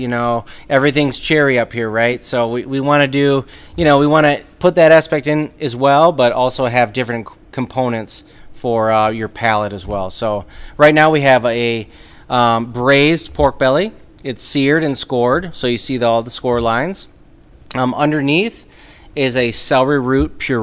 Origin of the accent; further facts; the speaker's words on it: Saginaw, Michigan, United States; moved away as an adult; also born or lived in Chicago, Illinois / Las Vegas, Nevada; now in Traverse City, United States; I'm from Saginaw, Michigan. Originally, so I was born and raised in Saginaw